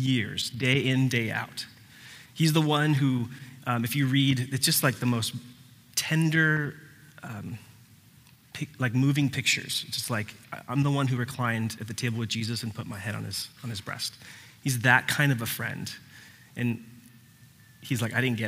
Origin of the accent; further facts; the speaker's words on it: Puerto Rico; I was born in Puerto Rico.